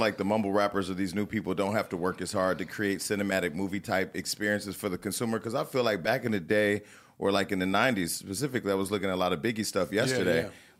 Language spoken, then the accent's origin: English; California, United States; Bay Area. I would have ran that shit up